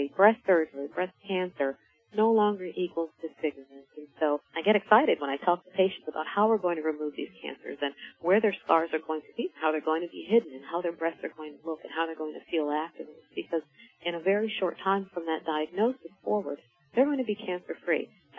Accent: Philadelphia, Pennsylvania, United States; I am from Philadelphia, a native of Philadelphia, and I chose this hospital in this community because there was such a need for a breast program.

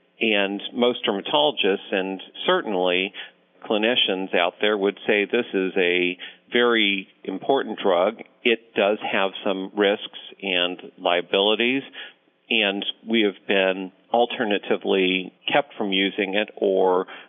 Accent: Ohio, United States; born there; also born or lived in Connecticut / Rhode Island; now in Omaha, United States; I was born in Ohio, moved to Connecticut, Rhode Island, various other places in between

